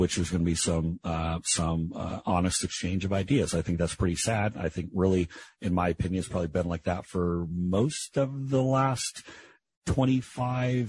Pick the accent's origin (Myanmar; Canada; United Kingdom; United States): United States; Seattle, Washington; I was born at the Group Health Hospital on Capitol Hill in Seattle